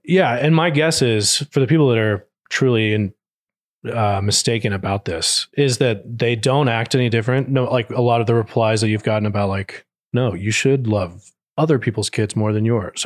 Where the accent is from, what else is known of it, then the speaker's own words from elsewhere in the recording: Texas, United States; I grew up in Texas